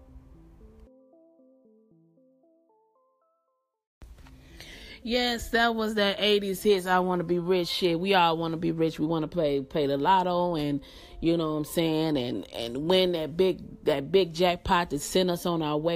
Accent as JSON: {"language": "English", "town": "Atlanta", "region": "Georgia", "country": "United States", "said": "I'm from Atlanta and I live in Atlanta"}